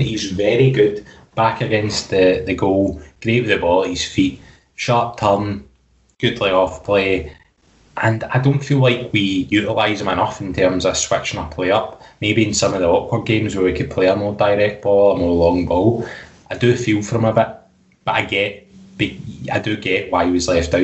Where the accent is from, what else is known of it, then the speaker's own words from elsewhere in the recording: Scotland, United Kingdom; us as Scottish football fans